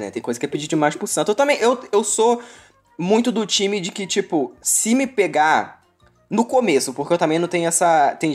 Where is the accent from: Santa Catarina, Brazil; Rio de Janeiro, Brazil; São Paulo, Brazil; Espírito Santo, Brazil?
Rio de Janeiro, Brazil; É fluminense, porque eu não sou carioca.